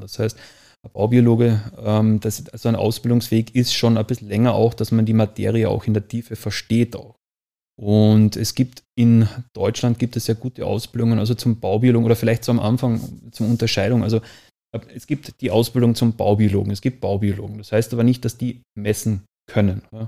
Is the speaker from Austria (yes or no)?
yes; Austria; Ich komme ja aus Österreich